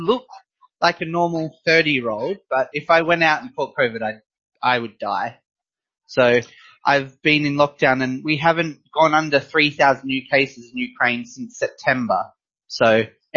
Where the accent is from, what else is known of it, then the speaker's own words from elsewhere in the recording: Western Australia, Australia; moved away; I'm originally from Western Australia as well.